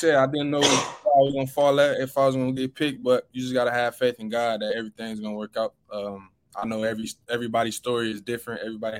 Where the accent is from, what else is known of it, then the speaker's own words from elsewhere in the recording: Michigan, United States; You know, I'm from Michigan, so coming down here in the heat was one thing.